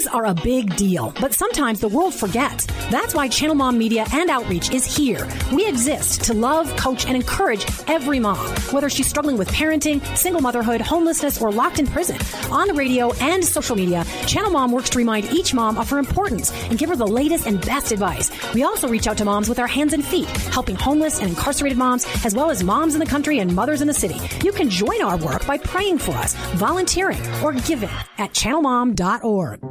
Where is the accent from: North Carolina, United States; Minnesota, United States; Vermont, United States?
Minnesota, United States; I grew up in Minnesota